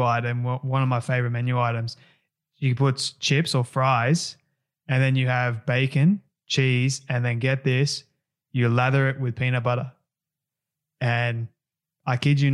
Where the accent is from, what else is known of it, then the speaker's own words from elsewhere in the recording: Australia; I'm an Aussie